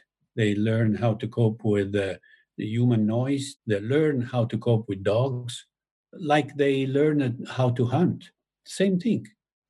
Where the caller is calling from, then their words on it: Tuscany, Italy; I mean, I'm talking now from Tuscany, my house in Tuscany, and I do have wolves in the forest down there.